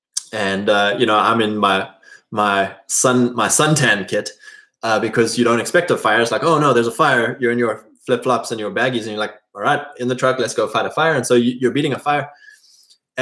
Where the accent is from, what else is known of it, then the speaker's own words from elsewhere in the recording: Drakensberg, KwaZulu-Natal, South Africa; moved away as an adult; farming families in my area that I grew up in South Africa.